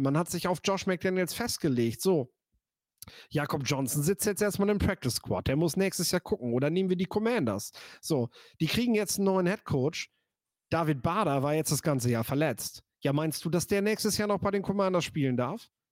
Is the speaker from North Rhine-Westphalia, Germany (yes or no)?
no; near Meppen, Lower Saxony, Germany; ich komme ja hier aus der Nähe von Meppen